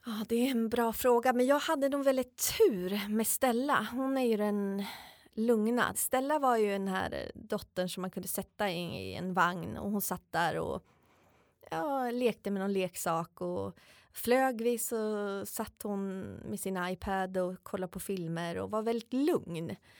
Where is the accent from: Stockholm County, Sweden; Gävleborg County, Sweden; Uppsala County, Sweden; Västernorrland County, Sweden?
Uppsala County, Sweden; Uppsala; moved away as an adult; also born or lived in United States / France / Austria; hemma i Uppsala